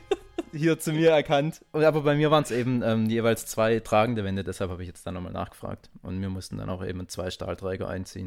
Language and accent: German; the Heilbronn area, Baden-Württemberg, Germany; now in Stuttgart, Germany; wir kommen ja aus, auch aus der Ecke